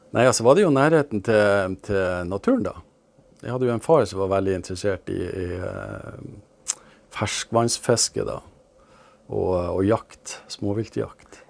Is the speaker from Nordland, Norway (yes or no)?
yes; Glomfjord, Nordland, Norway; Oppveksten i Glomfjord